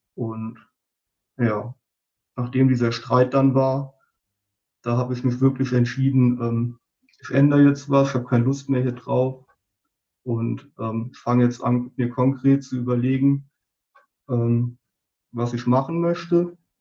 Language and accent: German; a small village in the Westerwald, Rhineland-Palatinate, Germany; moved away as an adult; kam ich ja auch wirklich aus einem kleinen Dorf im Westerwald